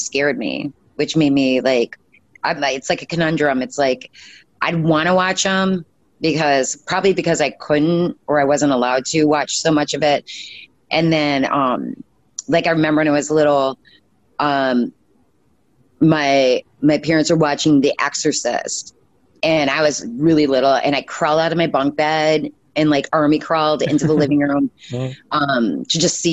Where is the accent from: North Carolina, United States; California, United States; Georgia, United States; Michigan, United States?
Michigan, United States; Upper Peninsula; when I grew up, I was from the Upper Peninsula, Michigan